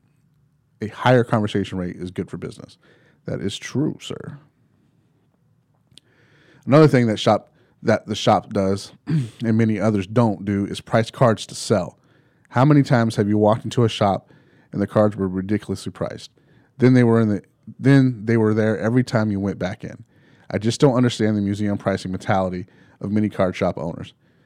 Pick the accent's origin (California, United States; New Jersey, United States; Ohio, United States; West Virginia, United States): West Virginia, United States; Morgan; Then I was recently thinking about my hometown of Morgan, West Virginia.